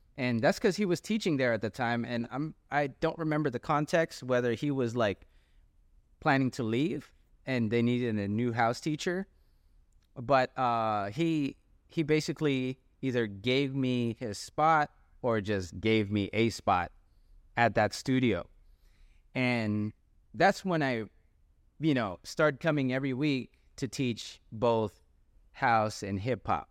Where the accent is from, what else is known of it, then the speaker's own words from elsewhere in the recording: San Jose, California, United States; moved away as an adult; also born or lived in Quezon City, Philippines; now in Sacramento, United States; my family moved to San Jose, California, where I spent most of my life. And pretty much I lived in San Jose all the way up until two thousand seventeen